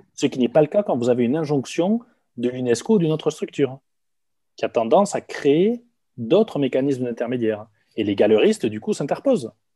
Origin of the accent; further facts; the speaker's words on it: Hautes-Pyrénées, Occitania, France; je viens des Hautes-Pyrénées